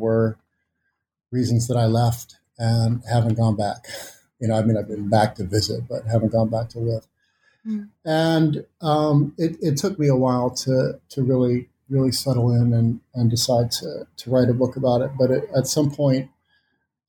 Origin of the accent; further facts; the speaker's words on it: Missouri, United States; moved away; I am from Missouri